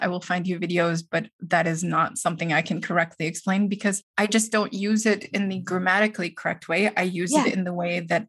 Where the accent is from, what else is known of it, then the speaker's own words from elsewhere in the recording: Wisconsin, United States; Well, in Wisconsin, we say things like, well, yeah, no.